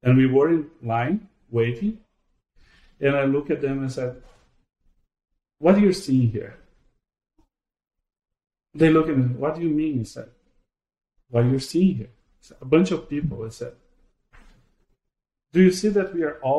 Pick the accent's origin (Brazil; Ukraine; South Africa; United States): Brazil; moved away; I am originally from Brazil